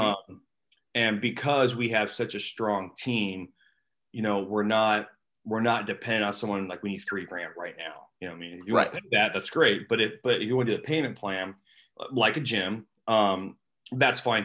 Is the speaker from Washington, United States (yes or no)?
yes; Seattle, Washington, United States; now in St. Louis, United States; I'm not from St. Louis. I'm from Seattle.